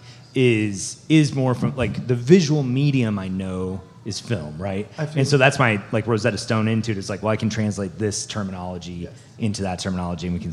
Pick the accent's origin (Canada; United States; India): Canada; I'm Canadian